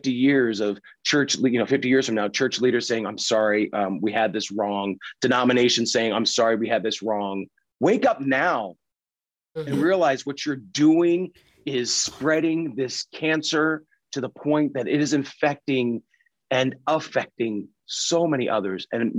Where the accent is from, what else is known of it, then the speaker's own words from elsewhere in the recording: Pennsylvania, United States; I mean, I grew up in Pennsylvania and Dutch culture.